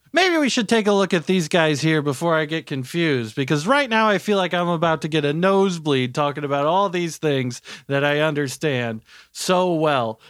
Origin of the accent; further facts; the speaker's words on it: Dayton, Ohio, United States; I'm from Dayto-, uh, Dayton